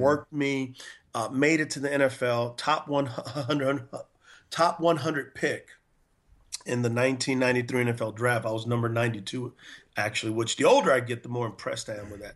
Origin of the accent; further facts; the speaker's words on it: San Antonio, Texas, United States; moved away as an adult; also born or lived in Provo, Utah; now in North Carolina, United States; I'm originally from San Antonio, Texas, and I went to a high school called Converse Judson